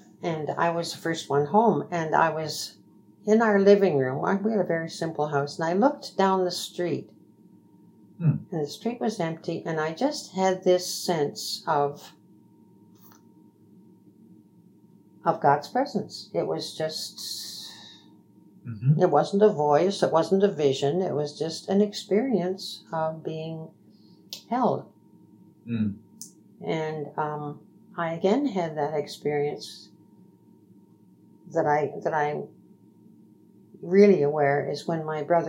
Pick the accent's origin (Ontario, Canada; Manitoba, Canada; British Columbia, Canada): Ontario, Canada; Woodstock; I'm originally from Woodstock.